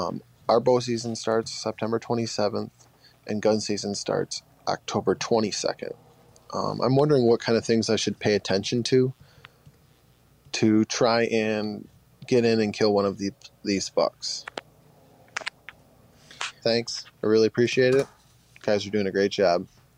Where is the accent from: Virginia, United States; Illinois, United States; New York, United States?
New York, United States; Northern; I'm from Northern New York, right on the east end of Lake Ontario.